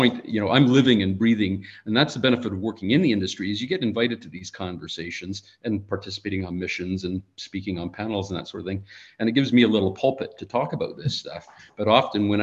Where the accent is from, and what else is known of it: Canada